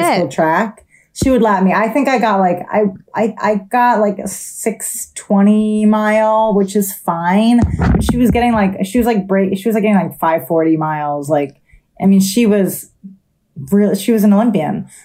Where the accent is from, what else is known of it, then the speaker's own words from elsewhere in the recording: New Jersey, United States; I'm from South Jersey.